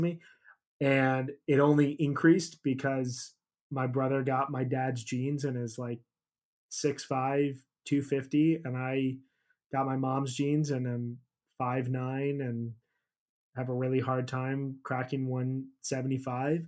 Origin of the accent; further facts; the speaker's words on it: Chicago, Illinois, United States; I grew up in Chicago